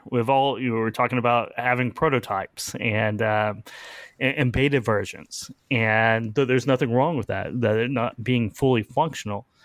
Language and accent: English; Oklahoma, United States; I'm from Oklahoma.